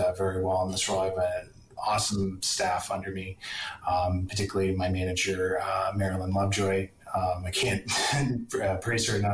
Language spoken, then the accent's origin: English; Penetanguishene, Ontario, Canada; moved away as an adult; also born or lived in Waterloo, Ontario / London, Ontario / Weyburn, Saskatchewan; now in Fort St. John, Canada; My hometown is Penetanguishene, Ontario. Grew up there, really loved it